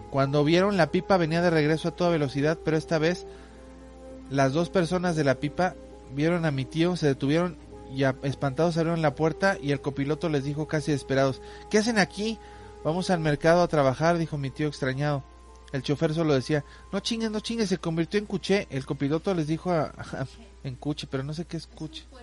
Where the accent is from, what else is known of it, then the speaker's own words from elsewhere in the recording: Acapulco, Guerrero, Mexico; Yo soy del estado de Guerrero y aquí hasta la fecha de hoy hay lugares muy alejados de la civilización. Aunque soy de la ciudad de Acapulco